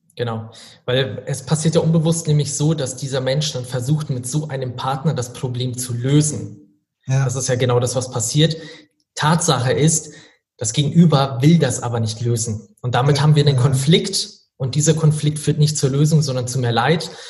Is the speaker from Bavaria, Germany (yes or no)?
yes; Regensburg, Bavaria, Germany; Also ich komme tatsächlich aus Regensburg